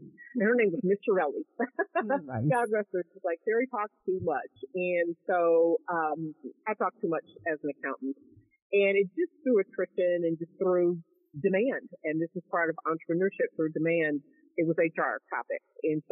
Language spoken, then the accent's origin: English; Kansas City, United States; moved away as an adult; now in Dallas-Fort Worth, United States; born and raised in Kansas City